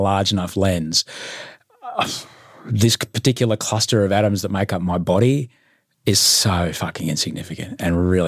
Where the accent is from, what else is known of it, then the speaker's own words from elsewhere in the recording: Queensland, Australia; I'm a Queenslander